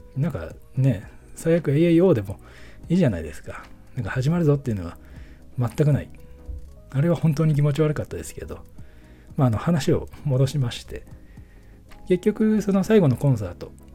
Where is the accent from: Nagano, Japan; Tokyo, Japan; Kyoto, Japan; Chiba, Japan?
Nagano, Japan; filming location of 'Taiyo to Bolero'; このロケ地が僕の地元でして、まあ、北アルプスの景観とか